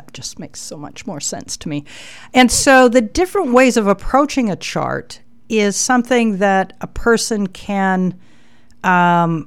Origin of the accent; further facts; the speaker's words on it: Calgary, Alberta, Canada; I was born on November the 11th, 1953 in Calgary, Alberta